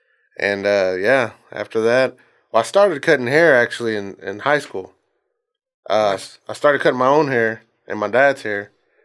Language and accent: English; Bryan, Texas, United States; Texas. Yeah, born and raised.